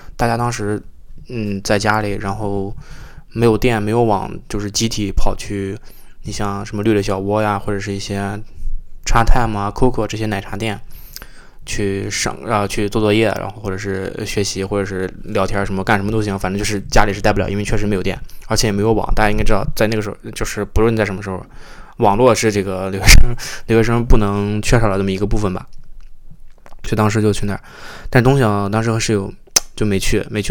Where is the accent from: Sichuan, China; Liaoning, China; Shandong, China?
Shandong, China; moved away as an adult; now in Toronto, Canada; 作为一个山东人，还是比较传统的